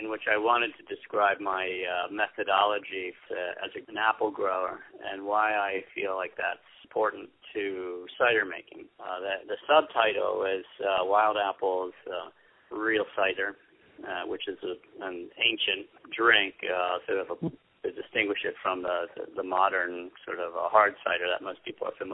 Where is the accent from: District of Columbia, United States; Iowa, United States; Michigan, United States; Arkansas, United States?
District of Columbia, United States; Washington; moved away as an adult; also born or lived in New York City, United States; now in Wurtsboro, United States; originally I'm from the Washington, D.C. area